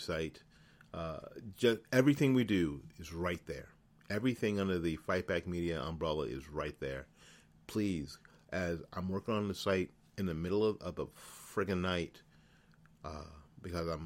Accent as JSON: {"language": "English", "region": "Florida", "country": "United States", "tie": "born or raised there", "also_born_or_lived": "New Jersey", "said": "I'm from flipping New Jersey, and I've lived all my life in Florida"}